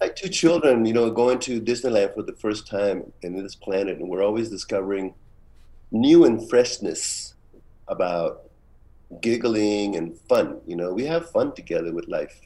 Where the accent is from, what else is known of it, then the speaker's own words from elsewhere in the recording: Tijuana, Baja California, Mexico; moved away; also born or lived in San Francisco, United States; since I grew up in Tijuana